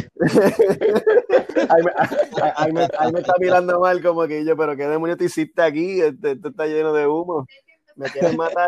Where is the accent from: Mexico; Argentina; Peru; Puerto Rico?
Puerto Rico; Aguadilla; moved away; soy de Aguadilla.